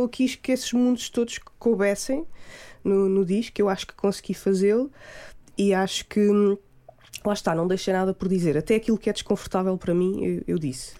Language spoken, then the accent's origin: Portuguese; Gouveia, Centro, Portugal; moved away; sou de Gouveia, cresci na Serra da Estrela